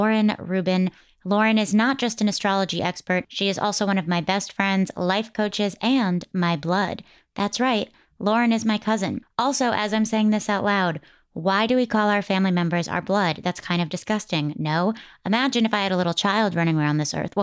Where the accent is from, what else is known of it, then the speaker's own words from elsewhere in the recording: East Coast, United States; I grew up on the East Coast